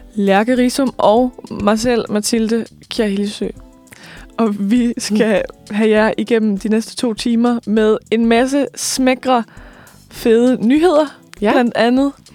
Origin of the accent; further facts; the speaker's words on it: Lemvig, Central Denmark Region, Denmark; moved away; Jeg kommer fra Vestjylland. Mm. Øh, Lemvi nærmere bestemt